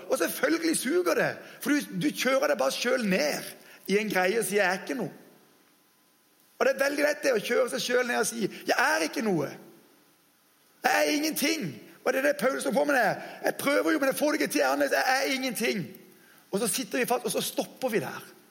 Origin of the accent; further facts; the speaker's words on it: Norway; jeg kaller oss dessverre som nordmenn altfor ofte for bortskjemte drittunger